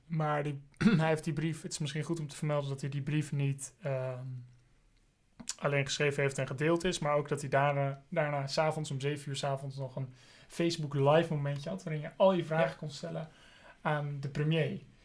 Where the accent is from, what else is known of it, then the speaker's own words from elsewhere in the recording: Amsterdam, North Holland, Netherlands; also born or lived in Scotland; ik ben zelf geboren in Amsterdam